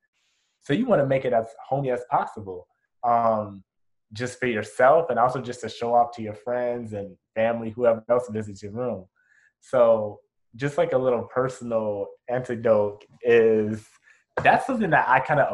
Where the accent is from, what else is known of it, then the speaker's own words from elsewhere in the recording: Chicago, Illinois, United States; moved away; I'm from Chicago